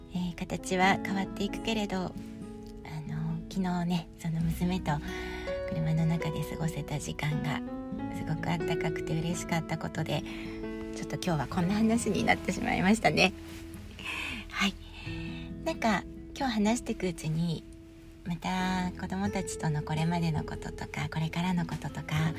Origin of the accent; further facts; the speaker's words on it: Honshu, Japan; moved away as an adult; now in Sapporo, Japan; 私はやっぱり本州で生まれ育って